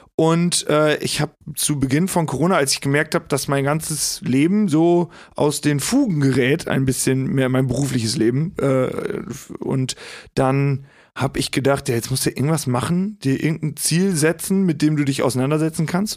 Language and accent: German; Hagen am Teutoburger Wald, Lower Saxony, Germany; bin gebürtiger Osnabrücker oder aus dem Osnabrücker Land. Der Ort heißt äh, Hagen am Teutoburger Wald